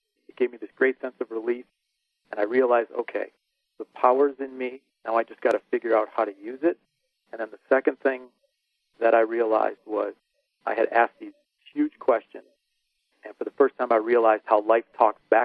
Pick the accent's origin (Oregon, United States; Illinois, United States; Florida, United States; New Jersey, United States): Illinois, United States; Chicago; growing up in the Chicagoland area